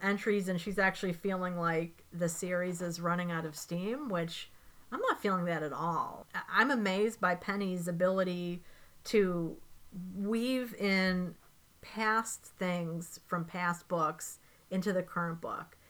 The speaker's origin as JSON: {"language": "English", "town": "Chicago", "region": "Illinois", "country": "United States", "tie": "born or raised there", "said": "I am from Chicago"}